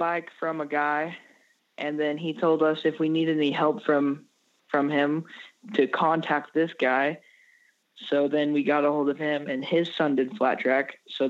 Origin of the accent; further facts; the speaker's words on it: Hillsboro, Illinois, United States; I'm 13 years old, and I'm from Hillsboro, Illinois.